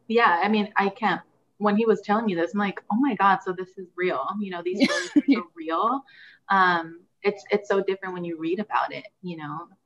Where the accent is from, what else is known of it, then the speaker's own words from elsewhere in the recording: Huntington Park, California, United States; first language Spanish; I am from Huntington Park, California, which, is in the southeast uh, southeast LA county